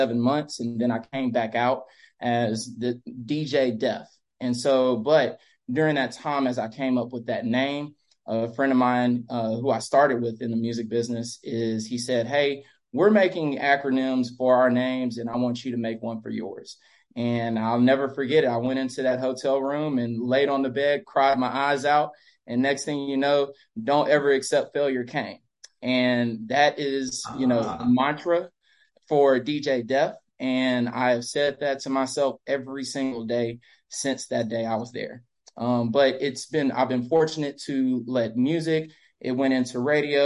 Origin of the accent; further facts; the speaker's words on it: Dry Prong, Louisiana, United States; moved away as an adult; also born or lived in Los Angeles, California / Baton Rouge, Louisiana; After my parents retired, we moved to a small town called Dry Prong, Louisiana